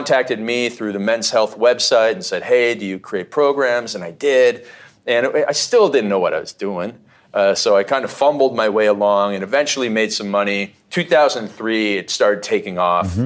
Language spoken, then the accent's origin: English; Canada; when I was growing up in Canada